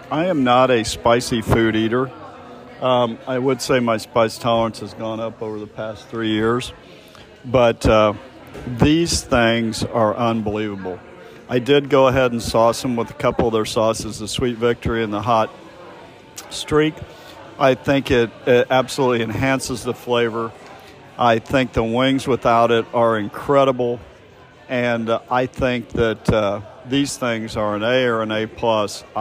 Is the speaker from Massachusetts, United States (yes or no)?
no; Kansas City, Missouri, United States; growing up in Kansas City